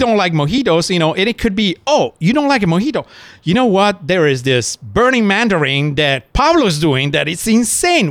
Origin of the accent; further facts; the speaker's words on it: Italy; moved away; I was born in Italy, seven generation in hospitality. My mom was a fantastic chef in Italy